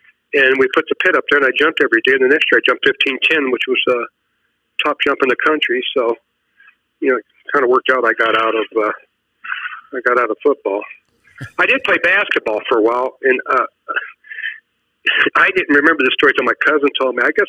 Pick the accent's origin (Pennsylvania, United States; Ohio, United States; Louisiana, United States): Ohio, United States; Dayton; I was born in Dayton, Ohio.